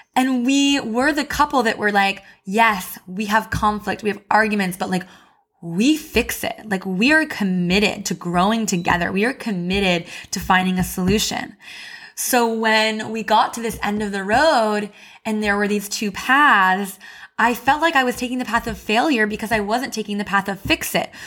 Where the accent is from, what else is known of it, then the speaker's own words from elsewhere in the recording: Missouri, United States; moved away as an adult; also born or lived in Chicago; I moved to Chicago for college and I grew up in Missouri